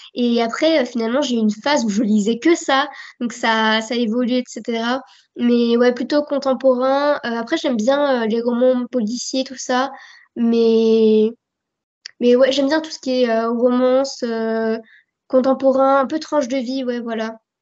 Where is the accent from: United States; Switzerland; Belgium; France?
France; accent: French; J'ai un accent français qui se ressent beaucoup